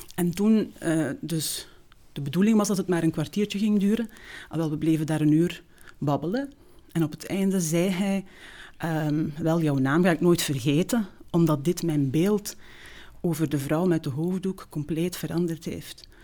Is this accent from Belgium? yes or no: yes; Zolder, Flanders, Belgium; first language Turkish; Dutch is a second language; In Zolder. Um, ehm, de Vrije Basisschool